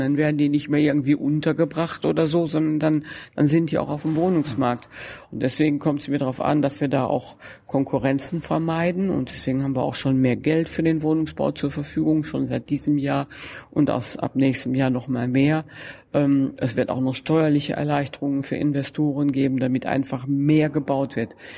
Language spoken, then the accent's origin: German; Germany; ich komme ja aus dem Grenzbereich zwischen Deutschland und den Niederlanden.